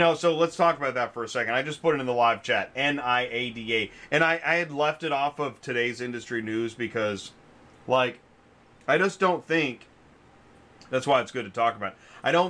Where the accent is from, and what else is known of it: Georgia, United States